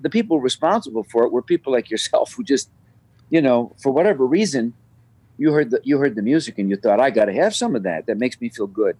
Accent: Chicago, Illinois, United States; Born and raised, never left never moved away

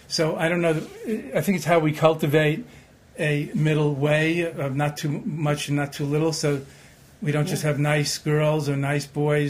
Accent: Long Island, New York, United States; growing up being a three-sport jock in Long Island

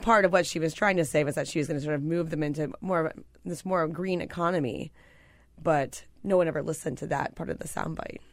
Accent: Pennsylvania, United States; I'm from Pennsylvania.

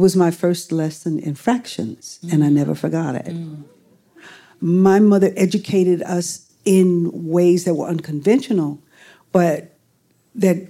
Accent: Houston, Texas, United States; moved away; I'm growing up in Houston, Texas

